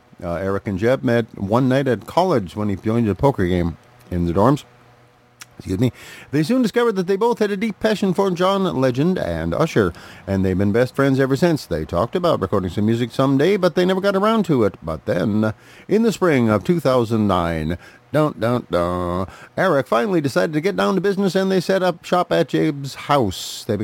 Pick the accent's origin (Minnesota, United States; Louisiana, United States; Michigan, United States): Minnesota, United States; Duluth; It is about 10 p.m. here in my hometown of Duluth, Minnesota, out on the edge of Lake Superior.